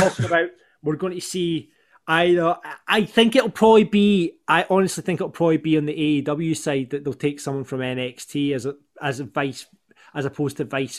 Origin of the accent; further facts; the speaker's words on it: Canada; Yeah, it's because I'm from Canada.